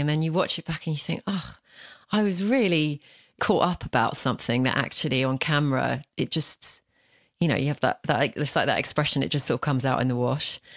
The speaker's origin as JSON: {"language": "English", "area": "London, Essex", "region": "East of England", "country": "United Kingdom", "accent": "London, Essex", "said": "my own accent, which is this, you know, London, Essex, where I'm from"}